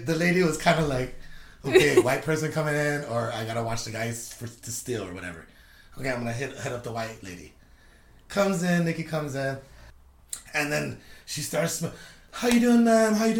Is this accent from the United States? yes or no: yes; California, United States; moved away; when I went back 2 years ago to my old house in California, it looked like the hood